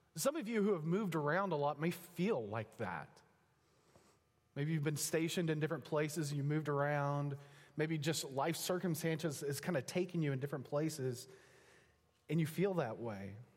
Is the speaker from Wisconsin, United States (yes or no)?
no; Texas, United States; moved away as an adult; also born or lived in Pennsylvania; now in Oklahoma, United States; My wife and I were both raised, born and raised in Texas